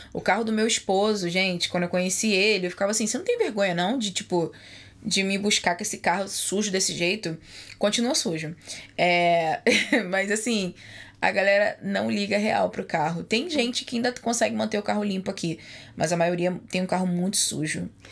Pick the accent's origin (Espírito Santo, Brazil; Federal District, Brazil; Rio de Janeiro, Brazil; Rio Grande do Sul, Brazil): Rio de Janeiro, Brazil; moved away; eu sou do Rio de Janeiro